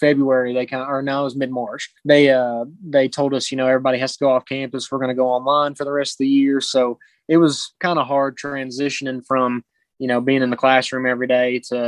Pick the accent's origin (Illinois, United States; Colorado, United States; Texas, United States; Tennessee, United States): Tennessee, United States; White House; I'm from White House, Tennessee. So I grew up kind of in the Nashville area